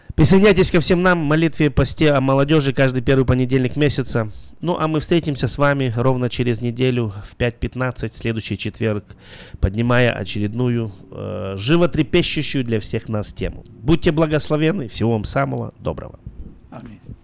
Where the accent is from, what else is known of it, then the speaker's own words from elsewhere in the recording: Belarus; moved away; я сам из Беларуси